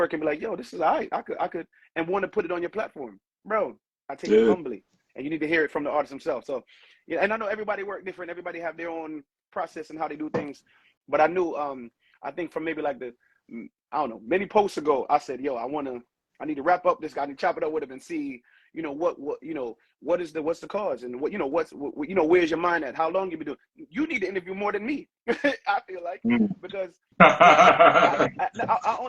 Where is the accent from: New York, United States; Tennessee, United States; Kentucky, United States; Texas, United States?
New York, United States; New Yorkers